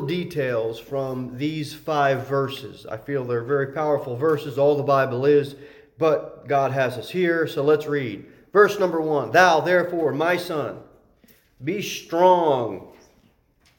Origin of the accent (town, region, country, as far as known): United States